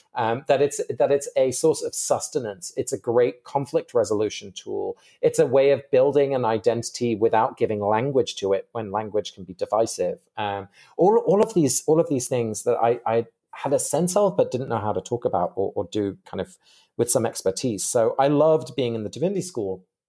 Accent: England, United Kingdom; I grew up in England, uh, but both my parents are Dutch

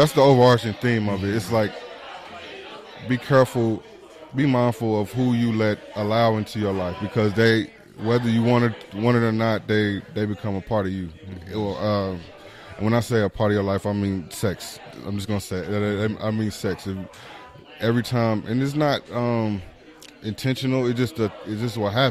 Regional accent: Spencer, Oklahoma, United States; I'm from Spencer and I grew up around them.

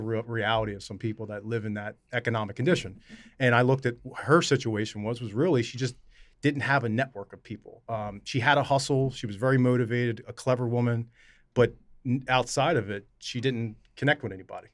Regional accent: Camden, New Jersey, United States; my mom was born and raised in Camden. I was born in Camden

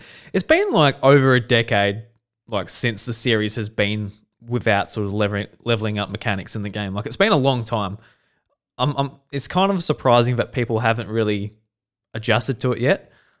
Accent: Australia; Yeah, just like as an Australian

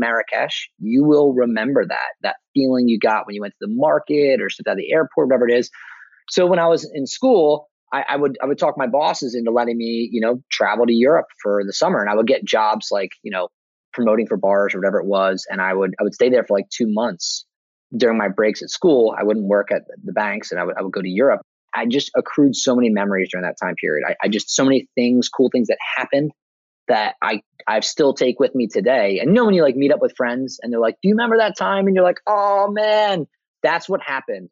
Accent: New Jersey, United States; moved away as an adult; now in Rome, Italy; I'm from New Jersey, so I'm like one of those like American Italians

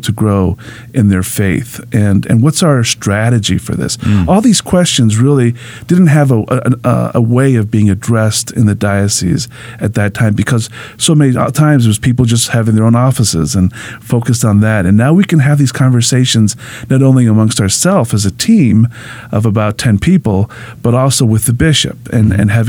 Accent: Miami, Florida, United States; moved away as an adult; I'm originally from Miami, Florida

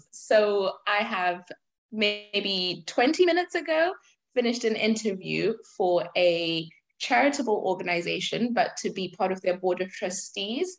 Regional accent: Zimbabwe; now in United Kingdom; I'm Zimbabwean, I was born in Zimbabwe

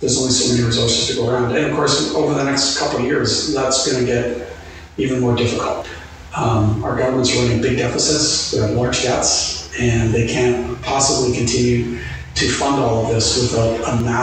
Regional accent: Canada; I'm just talking as a Canadian

